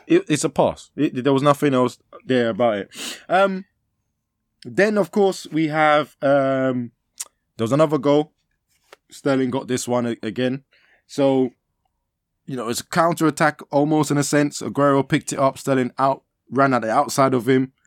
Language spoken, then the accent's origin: English; Nigeria; as a Nigerian